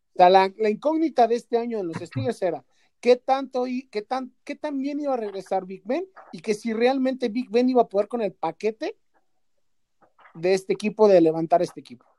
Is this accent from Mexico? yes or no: yes; Mexico; nosotros como mexicanos